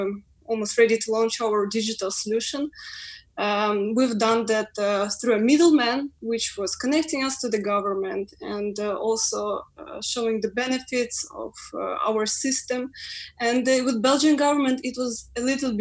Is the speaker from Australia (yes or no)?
no; Ukraine; English is a second language; moved away as an adult; now in London, United Kingdom; We're coming from overseas. I'm from Ukraine.